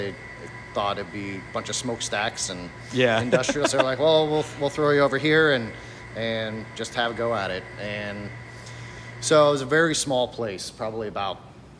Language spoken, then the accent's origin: English; Dallas, Texas, United States; moved away as an adult; I grew up in Dallas, Texas.